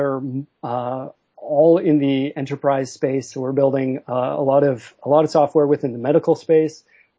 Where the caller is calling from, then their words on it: Vancouver, British Columbia, Canada; Calling from Vancouver, Canada.